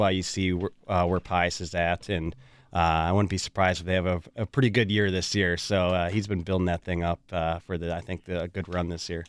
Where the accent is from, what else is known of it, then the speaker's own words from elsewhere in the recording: Waukesha, Wisconsin, United States; I'm from Waukesha, born and raised